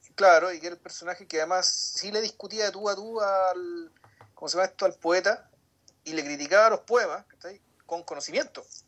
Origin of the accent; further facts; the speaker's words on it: Chile; los chilenos no tenemos